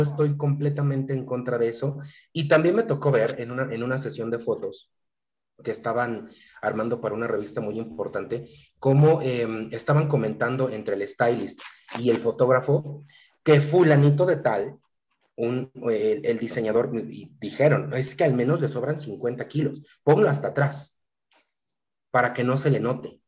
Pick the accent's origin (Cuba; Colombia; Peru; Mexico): Mexico; ni siquiera soy de la Ciudad de México, entonces, pa' colmo, provinciano